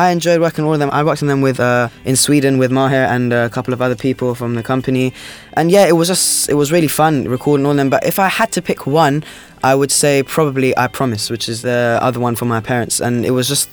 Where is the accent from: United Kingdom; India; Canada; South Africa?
United Kingdom; London; Being brought up in London